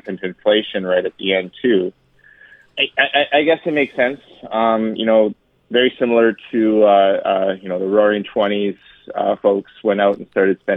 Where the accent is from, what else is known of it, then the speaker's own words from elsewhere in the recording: Edmonton, Alberta, Canada; I grew up in Northeast Edmonton